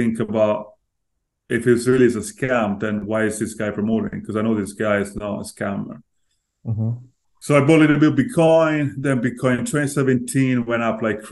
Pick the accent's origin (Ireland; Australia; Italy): Italy; Florence, Tuscany; moved away as an adult; also born or lived in London; I was born and raised in Italy, Florence